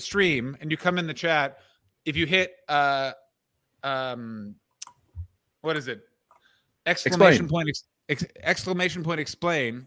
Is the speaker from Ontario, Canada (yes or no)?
yes; Ottawa, Ontario, Canada; moved away; my hometown of Ottawa